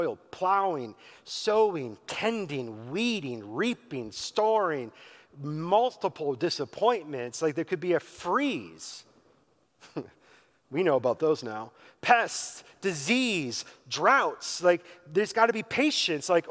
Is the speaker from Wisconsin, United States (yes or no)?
yes; Wisconsin, United States; Growing up in Wisconsin, on a good day and a bad day, you could always smell the farm